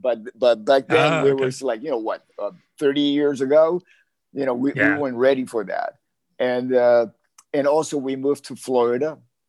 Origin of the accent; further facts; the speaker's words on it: Havana, Cuba; now in Los Angeles, United States; I was born physically in Havana, Cuba, but I was really born as the person that I am today here in Los Angeles.